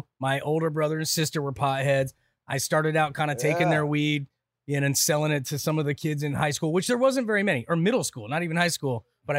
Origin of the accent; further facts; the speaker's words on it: Santa Clara, Utah, United States; Snow Canyon High School in Santa Clara, Utah.